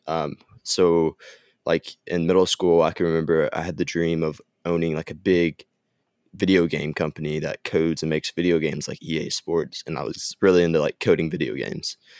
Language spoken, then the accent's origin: English; Gainesville, Texas, United States; also born or lived in Southern Arkansas University, Arkansas; I grew up and lived in Gainesville, Texas my whole life